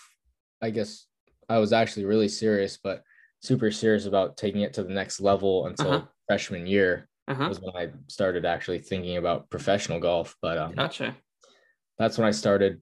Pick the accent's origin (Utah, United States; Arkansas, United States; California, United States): California, United States; San Jose; I was born and raised in San Jose, California